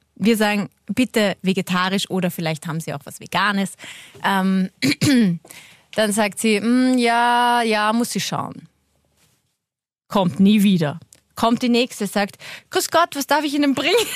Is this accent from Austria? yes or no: yes; Waldviertel, Lower Austria, Austria; Ich bin aus dem Waldviertel